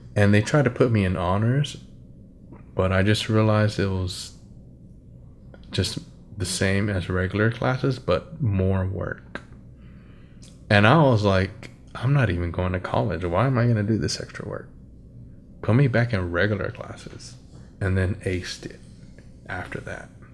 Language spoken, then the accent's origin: English; United States; I'm American